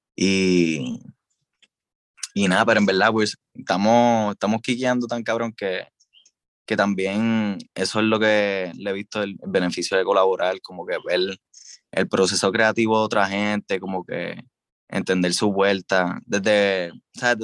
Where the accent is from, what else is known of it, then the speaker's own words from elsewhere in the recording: Puerto Rico; Hablo como hablo, estoy hablando como un puertorriqueño común